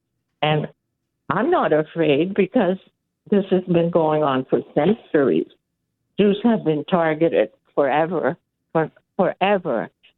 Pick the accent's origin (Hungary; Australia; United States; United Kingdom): Hungary; now in Canada; We came from Hungary where communism ruled, and we had to hide, you know, our little celebrations.